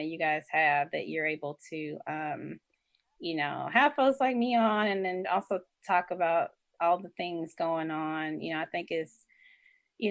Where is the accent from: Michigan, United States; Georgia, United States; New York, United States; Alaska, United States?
Georgia, United States; Atlanta; I am from the SWATs, aka Southwest Atlanta.